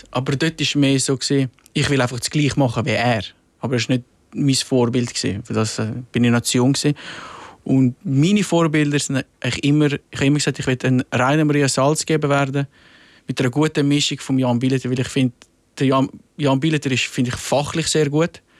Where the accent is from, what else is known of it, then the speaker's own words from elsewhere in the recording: Switzerland; now in Rapperswil, Switzerland; weil ich bin im Milz aufgewachsen und dann ist das Fernsehen und Medien ist weiter weg.